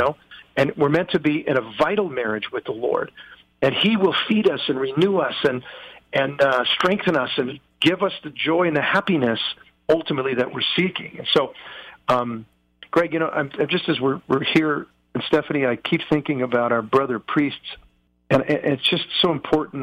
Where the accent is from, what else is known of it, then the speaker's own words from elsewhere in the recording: United States; I'm an American